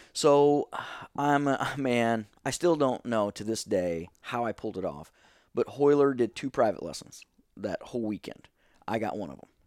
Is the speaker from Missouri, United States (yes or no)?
yes; Steelville, Missouri, United States; moved away as an adult; also born or lived in Saint Louis, Missouri; eighteen years old, um, Stillville